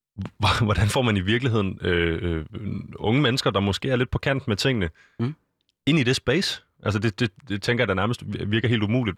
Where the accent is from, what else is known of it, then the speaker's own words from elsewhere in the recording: Copenhagen, Capital Region of Denmark, Denmark; jeg er selv fra Østerbro